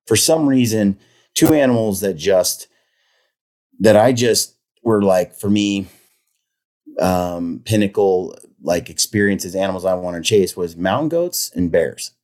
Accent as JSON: {"language": "English", "town": "Oregon City", "region": "Oregon", "country": "United States", "tie": "born or raised there", "said": "grew up in Oregon City, which is, uh, a little town"}